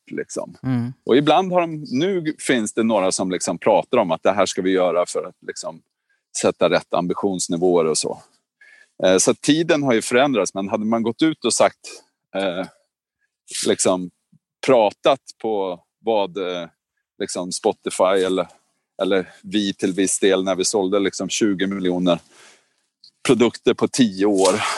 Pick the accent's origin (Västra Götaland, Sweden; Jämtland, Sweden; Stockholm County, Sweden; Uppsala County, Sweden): Uppsala County, Sweden; Norrskedika; jag är uppväxt i Norrskedika